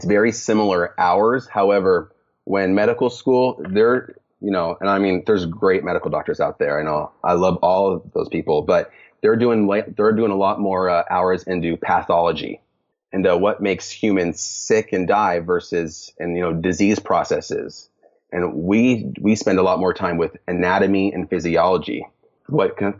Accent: Lake Tapps, Washington, United States; moved away; I grew up in Seattle, Washington, more specifically about 45 minutes south of Seattle in the area called Lake Taps.

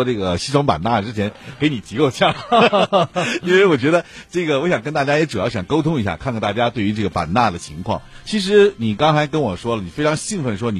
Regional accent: Northeast China, China; 咱们东北人

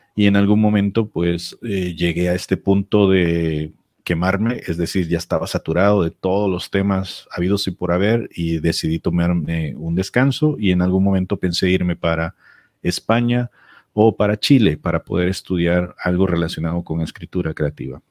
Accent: San Salvador, El Salvador; moved away as an adult; also born or lived in El Paso, United States; now in Ciudad Juárez, Mexico; San Salvador sobre todo, que es de donde yo soy

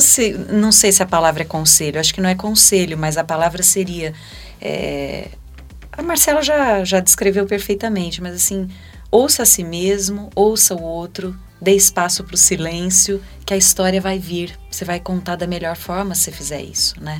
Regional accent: Ribeirão Preto, São Paulo, Brazil; moved away; Ribeirão Preto é a cidade onde eu nasci, onde eu tenho minha raiz

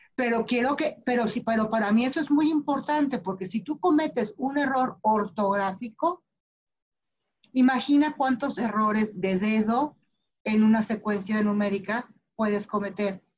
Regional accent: Mexico City, Mexico; born or raised there

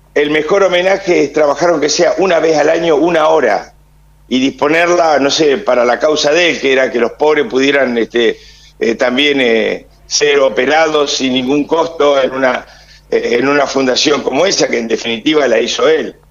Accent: Argentina; Como argentino tengo casi 70 años

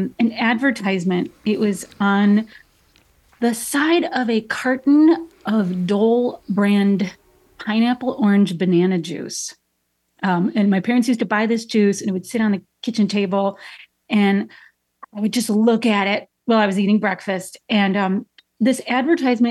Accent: Chicago, Illinois, United States; I'm from Chicago. I grew up on the Southwest side

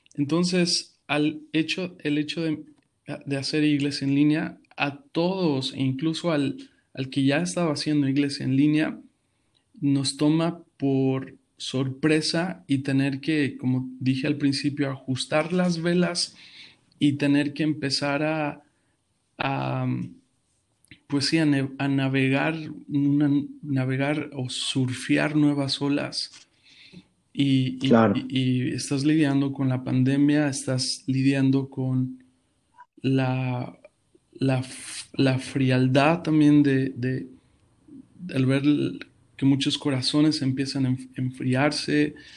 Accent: Mexico City, Mexico; moved away as an adult; now in Houston, United States; Actualmente soy de la Ciudad de México eh, actualmente estamos en Houston.

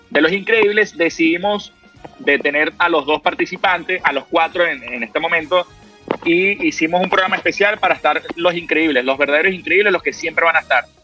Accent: Venezuela; Todavía soy ciudadano venezolano, de los que se quedan y de los que trabajan aquí en Venezuela.

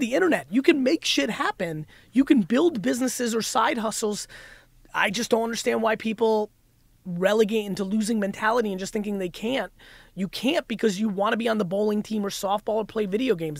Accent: New Jersey, United States; also born or lived in Russia; I grew up in Jersey

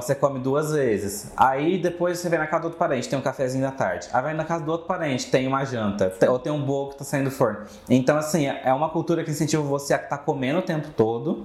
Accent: Minas Gerais, Brazil; moved away; a minha cidade é de Minas

